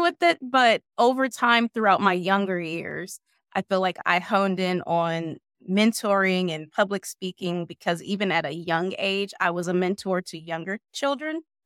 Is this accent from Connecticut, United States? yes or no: no; Warren, Ohio, United States; from Warren, Ohio, born and raised